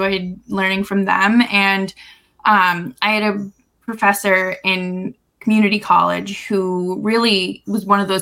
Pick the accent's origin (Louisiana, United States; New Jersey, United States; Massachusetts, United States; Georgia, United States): Massachusetts, United States; Boston; my childhood growing up in Boston